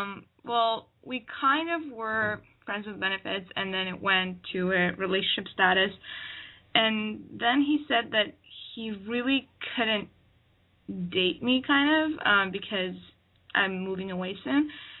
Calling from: Ottawa, Ontario, Canada; I'm 22, and I'm calling from Ottawa, Canada.

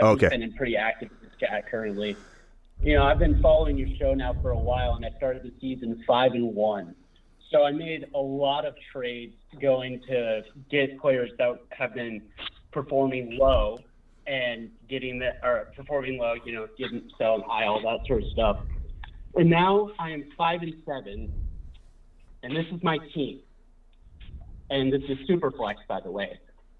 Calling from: Portland, Oregon, United States; I'm calling from Portland, Oregon.

